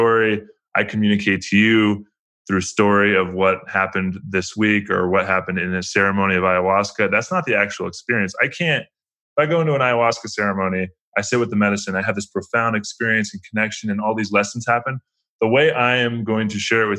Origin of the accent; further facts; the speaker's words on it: United States; growing up in America